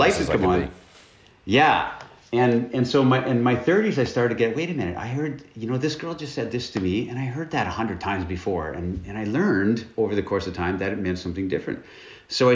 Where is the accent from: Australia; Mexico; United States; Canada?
Canada; northern British Columbia; moved away as an adult; now in Romania; I'm Canadian, and I grew up in the north, in northern British Columbia, in Canada, basically in the wilderness